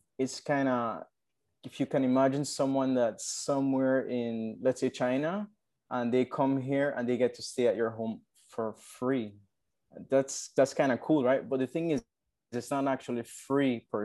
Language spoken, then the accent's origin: English; Orange Walk, Orange Walk District, Belize; also born or lived in San Ignacio, Belize; it's from Orange Walk, and I grew up here.